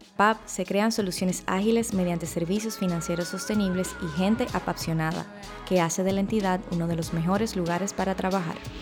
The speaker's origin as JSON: {"language": "Spanish", "country": "Dominican Republic", "said": "somos dominicanos y dominicanas"}